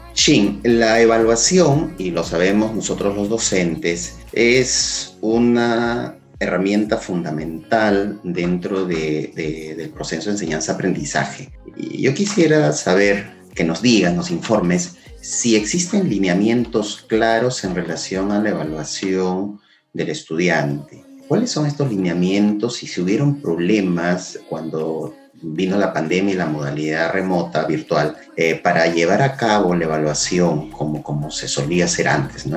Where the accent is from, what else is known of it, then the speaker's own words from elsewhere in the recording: Peru; como buenos peruanos y buenos educadores